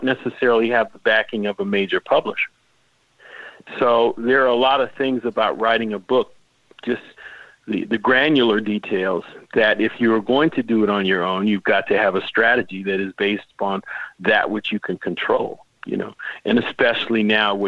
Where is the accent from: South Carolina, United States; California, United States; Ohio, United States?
California, United States; Los Angeles; I grew up in the same area of town. You know, so I understand that whole experience of growing up in South Central, the whole Crenshaw thing